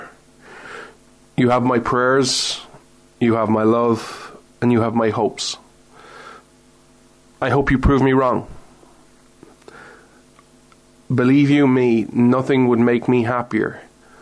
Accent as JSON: {"language": "English", "country": "Ireland", "said": "I'm not American, I'm Irish"}